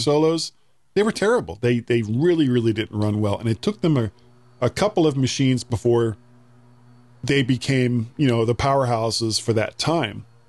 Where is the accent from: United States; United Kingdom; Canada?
United States; I'm an American